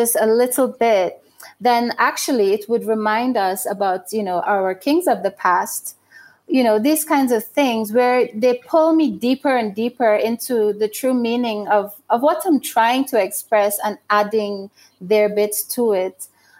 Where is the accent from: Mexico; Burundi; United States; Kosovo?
Burundi; But when I travel to New York and I'm at a trade show and someone sees that I'm from Burundi and that the jewelry are made in Burundi